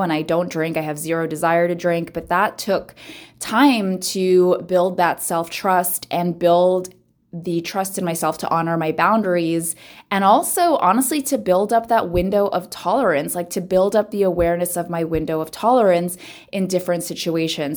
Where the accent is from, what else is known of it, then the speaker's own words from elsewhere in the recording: Philippines; I am born and raised in the Philippines, very family-centric, uh, culture